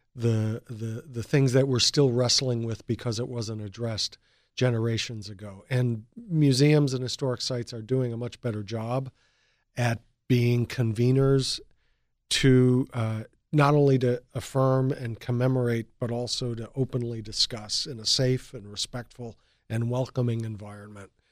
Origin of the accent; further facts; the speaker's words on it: Chicago, Illinois, United States; moved away as an adult; also born or lived in Ohio / Germany / Philadelphia; now in Delaware, United States; I'm originally from Chicago